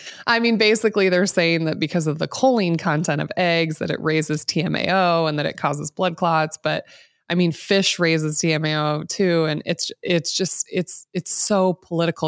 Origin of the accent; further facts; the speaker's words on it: Midwest, United States; I grew up here in the Midwest, eighties and nineties